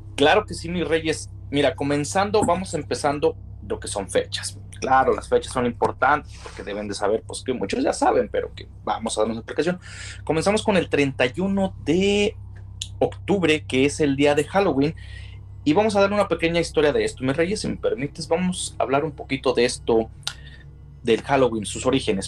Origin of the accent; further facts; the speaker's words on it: Mexico; para nosotros como mexicanos que tenemos la fiesta del Día de Todos los Santos